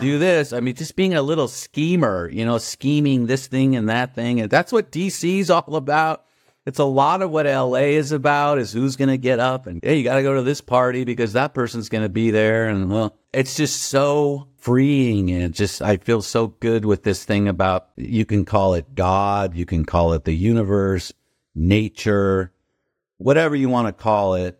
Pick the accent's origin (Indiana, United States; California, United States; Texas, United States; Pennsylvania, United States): California, United States; Newport Beach; moved away as an adult; also born or lived in Washington, D.C.; I grew up in Newport Beach, where I am right now